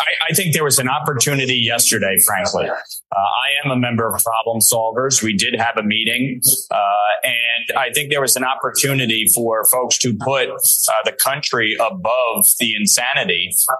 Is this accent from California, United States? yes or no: no; New York, United States; dealing with our southern border, which in my home state of New York has created an absolute calamity.